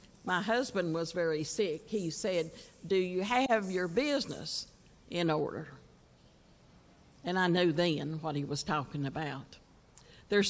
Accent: Virginia, United States; I was from Virginia

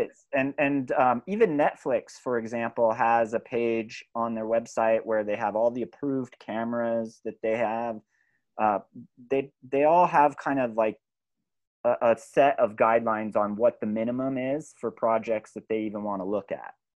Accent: California, United States; I grew up in California

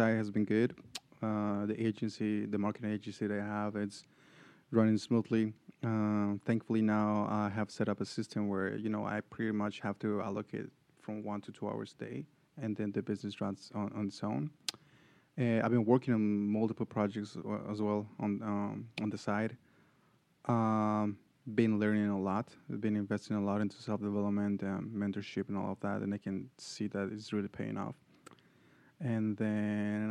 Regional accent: Bolivia; moved away as an adult; now in Atlanta, United States; I was raised in Bolivia, but then I came all my adult life here.

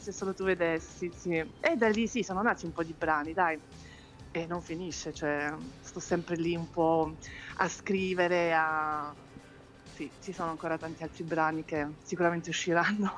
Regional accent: Switzerland; sono nata e cresciuta in Svizzera

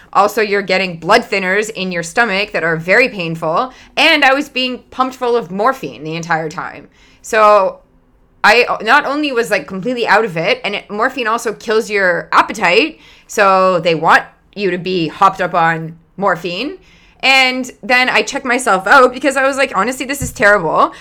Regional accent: Canada; I'm Canadian

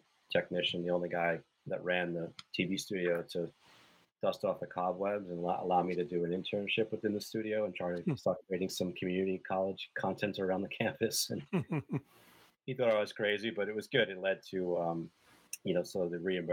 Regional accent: New York City, New York, United States; it began on Staten Island, of all places, the Forgotten Borough. And I lived in Staten Island until late teens, went away to college in upstate New York

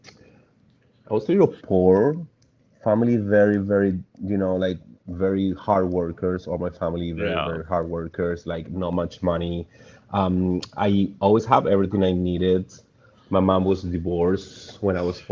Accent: Mendoza, Argentina; now in Florida, United States; I was born in Argentina, Mendoza, exactly, Mendoza, Argentina.

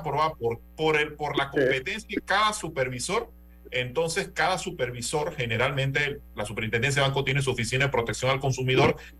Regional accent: Panama; estamos en Panamá

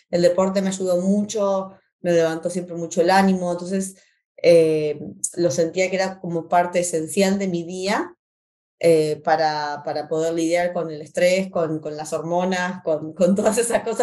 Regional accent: Argentina; moved away as an adult; Eh, y eh, vinimos de Argentina como estudiantes internacionales. mi esposo como deportista, con beca deportista, él jugó al fútbol, que es lo que mis hijos hacen desde que se acuerda, desde la cuna, como buenos argentinos.

